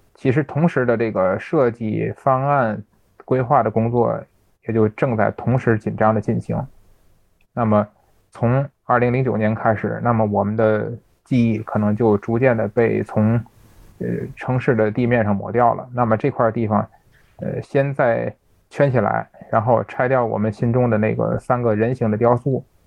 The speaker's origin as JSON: {"language": "Chinese", "region": "Tianjin", "country": "China", "said": "咱们天津人爱加个儿化音"}